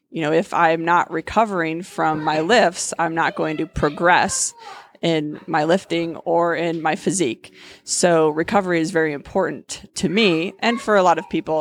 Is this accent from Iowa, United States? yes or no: yes; Cedar Rapids, Iowa, United States; moved away as an adult; also born or lived in Fort Collins, Colorado; I was born and raised in Cedar Rapids.